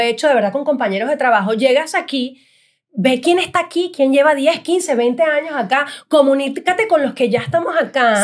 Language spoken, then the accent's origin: Spanish; Venezuela; moved away as an adult; now in United States; como venezolanos que somos